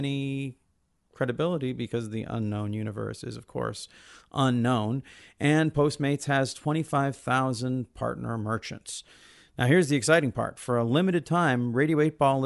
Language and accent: English; United States; As an American